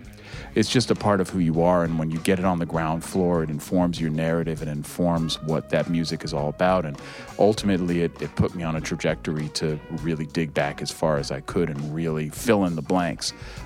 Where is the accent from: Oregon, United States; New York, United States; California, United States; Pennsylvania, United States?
California, United States; Berkeley; I grew up in Berkeley, California, although I did spend 5 years living on a school bus doing the whole hippie thing when I was a little kid.